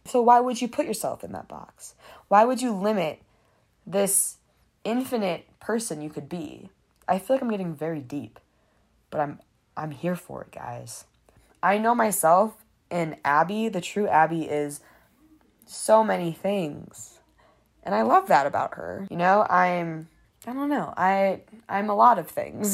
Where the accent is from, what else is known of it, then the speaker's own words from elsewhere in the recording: Detroit, Michigan, United States; I'm a media production major or I'm from Detroit